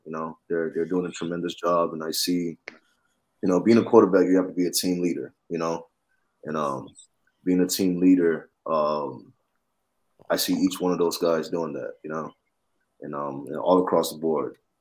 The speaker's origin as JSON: {"language": "English", "town": "Atlanta", "region": "Georgia", "country": "United States", "said": "I'm from Atlanta"}